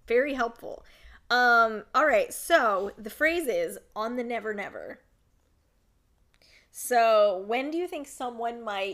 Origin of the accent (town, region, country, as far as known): United States